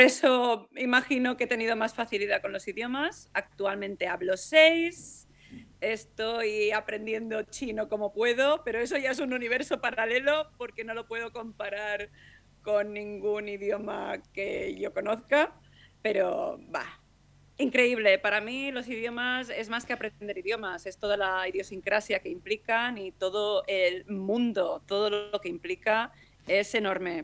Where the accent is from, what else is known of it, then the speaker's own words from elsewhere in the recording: Palma, Balearic Islands, Spain; He nacido en Palma de Mallorca y mi madre es inglesa. Tengo la suerte que siempre mi madre me ha hablado en inglés. Me he criado en un ambiente internacional, me he criado en un hotel